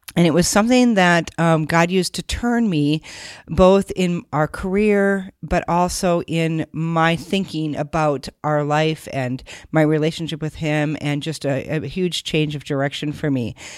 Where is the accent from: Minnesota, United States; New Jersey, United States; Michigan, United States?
Minnesota, United States; moved away as an adult; also born or lived in Siberia; I grew up in Minnesota